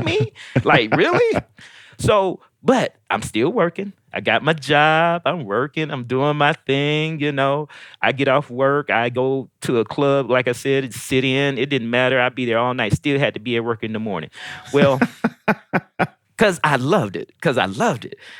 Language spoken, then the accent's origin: English; Decatur, Georgia, United States; also born or lived in St. Louis, Missouri / Detroit, Michigan; by this time I had made it down to Georgia, so I was starting here in the fourth grade. I'm from St. Louis, and I stayed in Detroit for a minute. You know, very young, and um, ended up in in Georgia